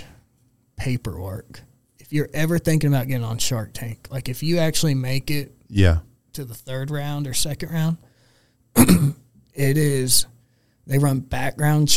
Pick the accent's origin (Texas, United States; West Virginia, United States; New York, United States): Texas, United States; we're from Texas